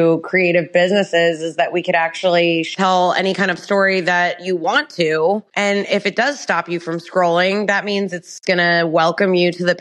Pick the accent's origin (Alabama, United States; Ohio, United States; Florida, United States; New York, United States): Ohio, United States; Upper Arlington; also born or lived in Columbus, Ohio; now in Baltimore, Ohio, United States; An Ohio native, as you said, and I was raised in Upper Arlington, which is a small suburb outside Columbus